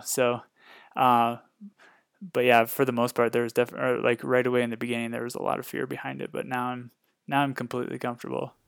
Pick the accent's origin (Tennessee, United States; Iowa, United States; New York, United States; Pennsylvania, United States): Iowa, United States; Northwest; moved away as an adult; now in Fort Collins, United States; I was born and raised in Northwest Iowa, uh, lived there a majority of my life